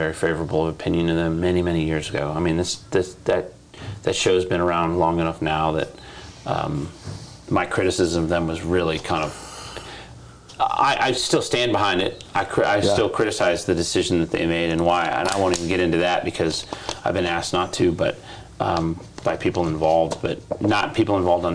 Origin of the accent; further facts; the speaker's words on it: Detroit, Michigan, United States; by the time I got out of high school and was 18 and could get in my car and drive to California, I was already entrenched in cars and shit, so I wasn't leaving Detroit